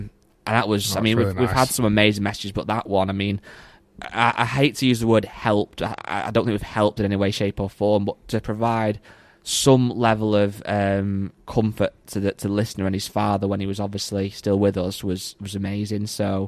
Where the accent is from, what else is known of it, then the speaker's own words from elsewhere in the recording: England, United Kingdom; I'm from England